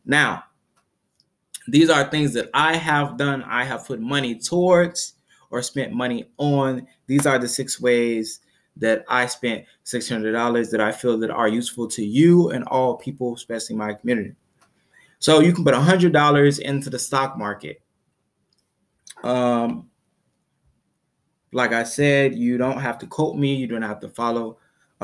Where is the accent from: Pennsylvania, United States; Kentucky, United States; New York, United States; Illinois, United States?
Illinois, United States; Chicago; I am from Chicago.